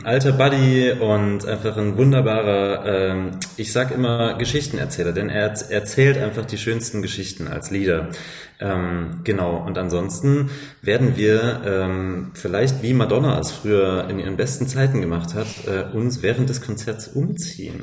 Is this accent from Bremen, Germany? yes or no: no; Leipzig, Saxony, Germany; now in Berlin, Germany; wir sind beide eigentlich Leipziger